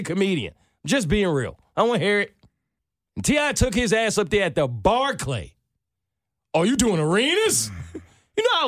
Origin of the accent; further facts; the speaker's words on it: New York City, New York, United States; I'm from New York